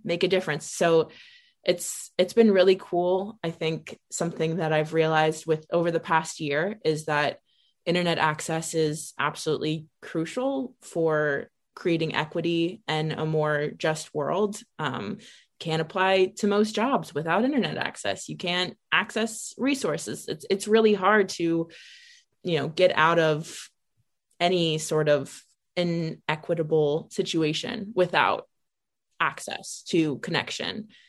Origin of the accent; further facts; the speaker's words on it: Ohio, United States; I'm from Ohio